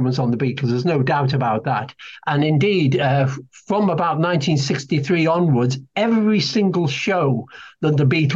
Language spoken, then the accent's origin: English; Liverpool, North West England, United Kingdom; accent: Scouse; I suppose you'd say it's a Scouse accent, but I come from Liverpool.